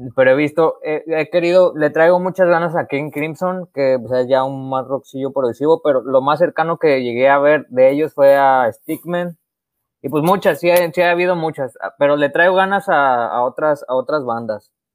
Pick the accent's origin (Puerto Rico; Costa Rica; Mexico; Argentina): Mexico; somos mexicanos